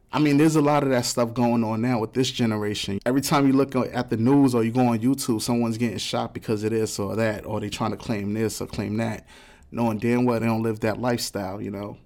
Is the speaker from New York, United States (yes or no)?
yes; New York City, New York, United States; I'm from the South Bronx. So, I come from a project, too